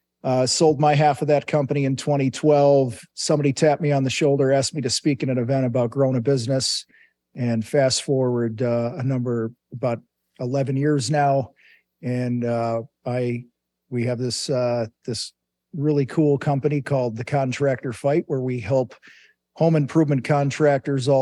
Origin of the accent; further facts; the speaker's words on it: Wheaton, Illinois, United States; I grew up in Wheaton, Illinois, about an hour straight west of Chicago. Grew up there, joined the Marines